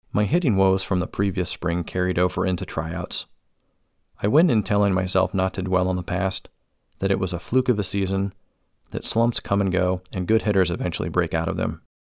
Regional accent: Cuyahoga Falls, Ohio, United States; Growing up in Northeast Ohio

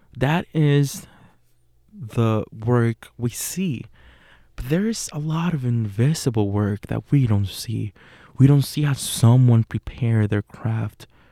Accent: Puerto Rico; born or raised there; English is a second language; moved away as an adult; now in Pittsburgh, United States

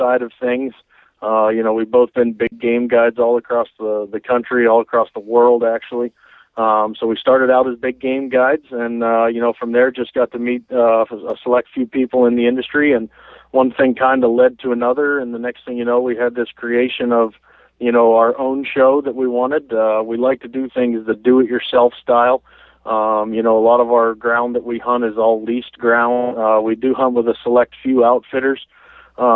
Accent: Pittsburgh, Pennsylvania, United States; moved away as an adult; also born or lived in Saskatchewan; We grew up in Pittsburgh, Pennsylvania. You know, I'm 27 years old. I lived there until I was, you know, fresh out of high school.

